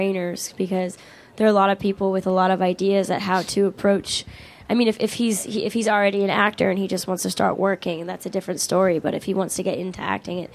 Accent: Pennsylvania, United States; moved away; I was a girl from Pennsylvania

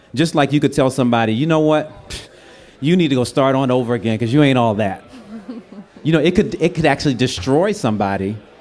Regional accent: Washington, District of Columbia, United States; moved away as an adult; now in Los Angeles, United States; I was from DC coming out to LA.

